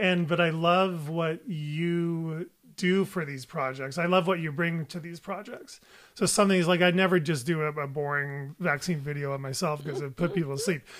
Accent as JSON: {"language": "English", "country": "United States", "said": "my life and my views are as an American pediatrician"}